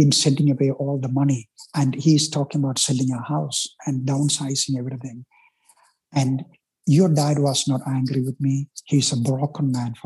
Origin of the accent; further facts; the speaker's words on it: India; English is a second language; moved away as an adult; I'm Indian